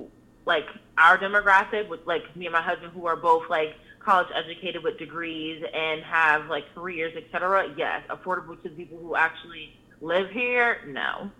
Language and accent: English; New Jersey, United States; also born or lived in Pennsylvania; like I said, I'm from New Jersey and Pennsylvania, where it's both illegal for you to not rent to people based off their identity.